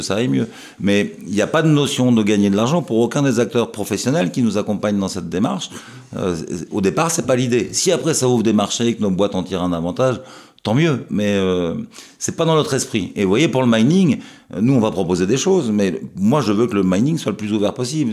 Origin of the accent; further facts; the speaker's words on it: France; chez nous en France